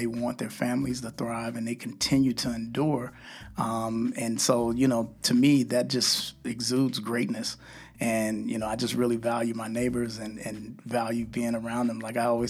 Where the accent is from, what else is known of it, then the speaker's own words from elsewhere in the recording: Austin, Texas, United States; You know, and I'm not just saying that because I'm from Austin and I'm, you know, an Austinite.